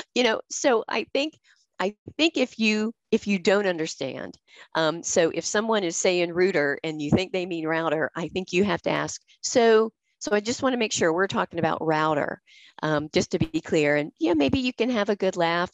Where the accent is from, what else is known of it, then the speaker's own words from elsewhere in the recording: the American South, United States; accent: Southern; I'm from the American South. We are known for our Southern accents